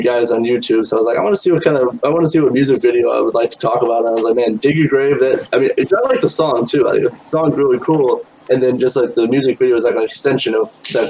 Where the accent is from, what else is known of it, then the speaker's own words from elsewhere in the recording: South Bend, Indiana, United States; So I'm from South Bend, Indiana.